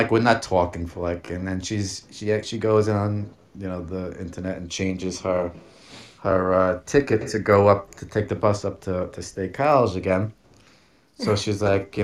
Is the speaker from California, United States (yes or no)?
no; New York City, New York, United States; I am an Italian from Staten Island.